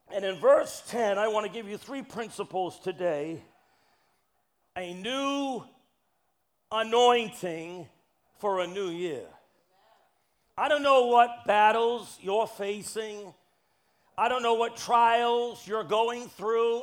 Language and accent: English; Brockton, Massachusetts, United States; now in New York City, United States; I was born in Massachusetts. I was born in Brockton